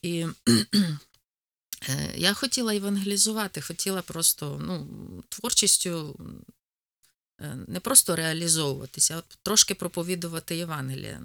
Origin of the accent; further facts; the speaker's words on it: Poltava Oblast, Ukraine; accent: Poltava; moved away as an adult; now in Rivne, Ukraine; Народилася я на Кіровоградщині, а виросла на Полтавщині.